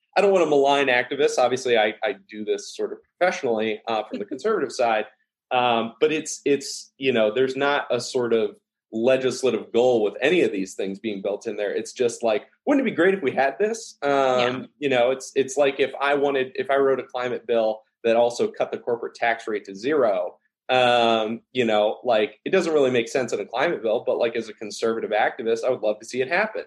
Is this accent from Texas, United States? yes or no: yes; Dallas, Texas, United States; moved away; also born or lived in Ohio; I, I, grew up in uh, a little bit in the South